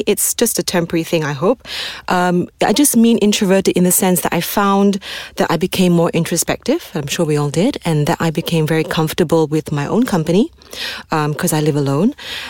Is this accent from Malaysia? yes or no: yes; Malaysia; because we are Malaysian, right?